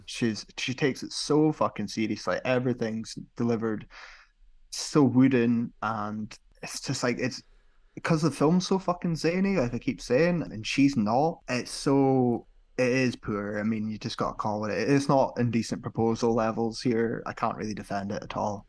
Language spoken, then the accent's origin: English; United Kingdom; as a Brit